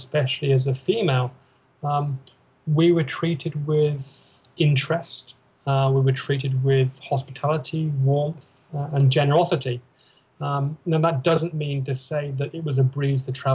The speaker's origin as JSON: {"language": "English", "country": "United Kingdom", "moved": "yes", "said": "we're British"}